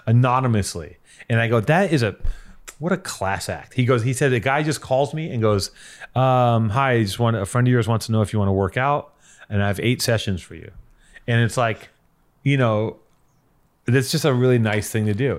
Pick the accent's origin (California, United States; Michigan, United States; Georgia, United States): California, United States; Los Angeles; growing up in Venice